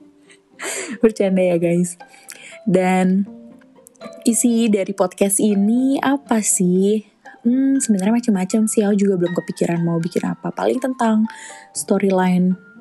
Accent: Jakarta, Indonesia; aku lahir di Jakarta tanggal 10 Maret 2003

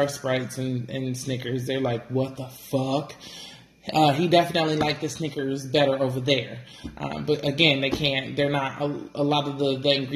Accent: the Bay Area, California, United States; I'm from the Bay

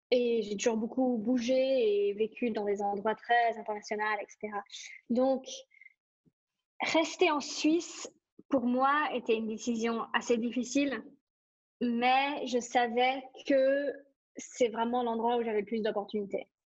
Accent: Singapore; now in Switzerland; Euh, j'ai grandi à Singapour, euh, j'ai toujours grandi dans des grandes villes où ça bouge énormément.

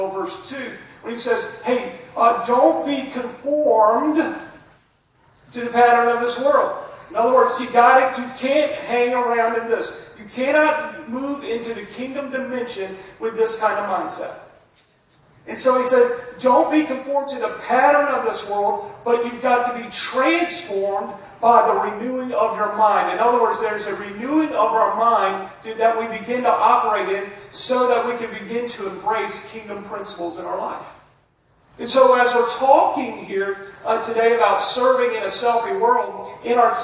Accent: United States; I'm an American preacher

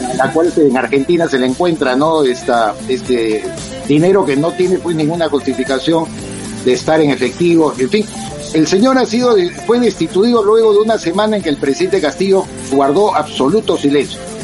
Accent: Peru; en mi país

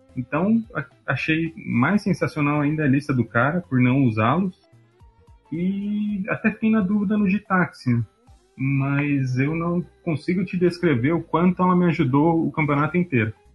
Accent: Jundiaí, São Paulo, Brazil; Eu sou de Jundiaí

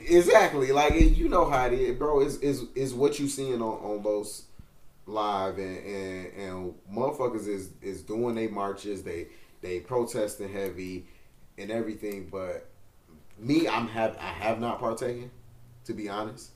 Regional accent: North Chicago, Illinois, United States; I come from North Chicago

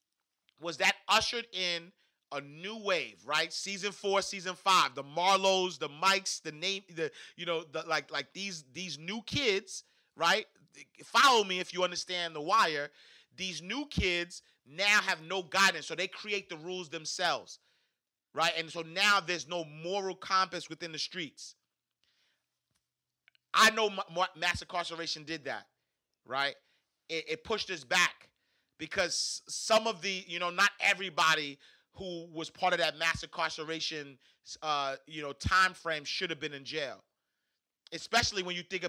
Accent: New York City, New York, United States; I'm from Harlem, New York

